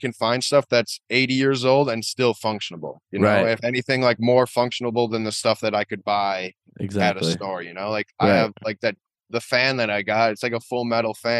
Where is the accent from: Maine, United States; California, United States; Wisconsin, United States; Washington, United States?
Wisconsin, United States; La Crosse; moved away as an adult; now in Madison, United States; I grew up in La Crosse